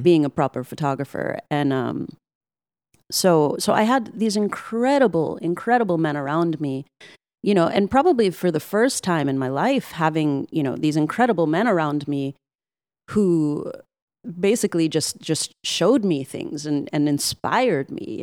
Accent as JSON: {"language": "English", "town": "New York City", "region": "New York", "country": "United States", "tie": "born or raised there", "said": "all my years growing up in Brooklyn and living in the projects"}